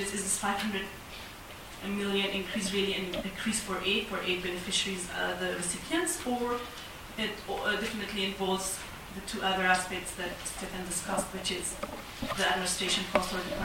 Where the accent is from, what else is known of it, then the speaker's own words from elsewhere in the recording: Afghanistan; moved away as an adult; now in Canberra, Australia; from Afghanistan. I'm a student on an Olin scholarship here at COFRA